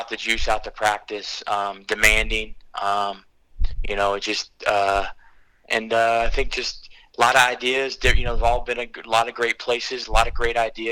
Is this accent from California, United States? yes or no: yes; Torrance, California, United States; moved away as an adult; also born or lived in Michigan; I grew up in Torrance